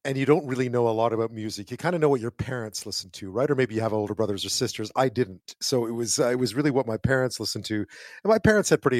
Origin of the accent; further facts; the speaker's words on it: Canada; as a Canadian